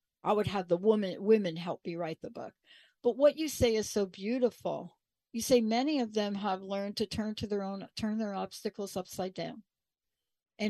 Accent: New York, United States; I grew up in New York.

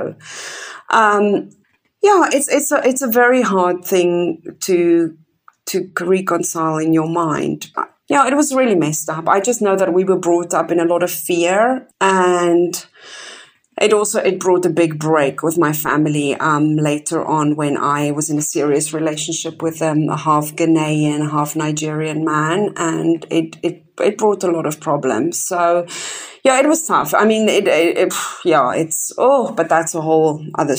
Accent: Kempton Park, Gauteng, South Africa; moved away; I was born in Kempton Park, which is just next to Johannesburg

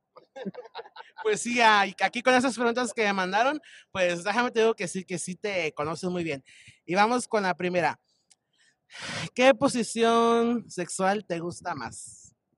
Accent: Michoacán, Mexico; yo también soy de Michoacán. Soy de, del pueblo San Juan de Michoacán

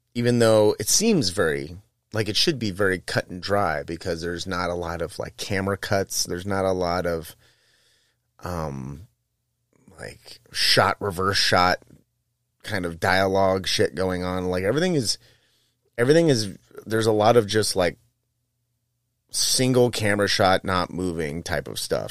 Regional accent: United States; I'm American

